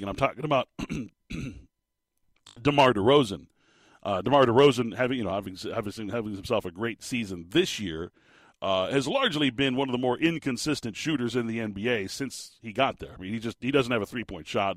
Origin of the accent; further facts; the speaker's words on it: Phoenix, Arizona, United States; also born or lived in Tucson, Arizona; I've lived in the state of Arizona my entire life